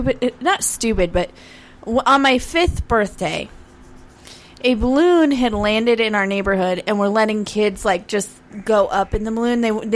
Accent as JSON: {"language": "English", "town": "Albuquerque", "region": "New Mexico", "country": "United States", "said": "every time somebody finds out I'm from Albuquerque"}